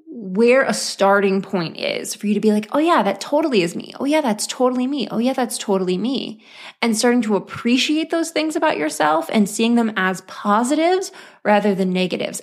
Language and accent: English; Oklahoma, United States; born or raised there